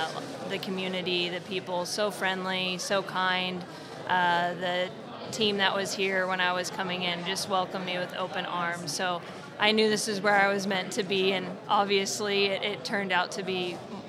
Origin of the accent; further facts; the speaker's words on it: Broken Arrow, Oklahoma, United States; I'm from Broken Arrow.